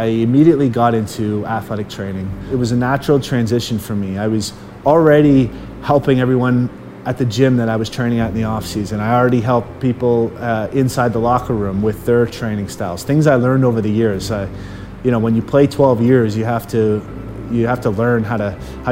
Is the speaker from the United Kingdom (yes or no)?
no; Chatham, Ontario, Canada; I grew up in Chatham, Ontario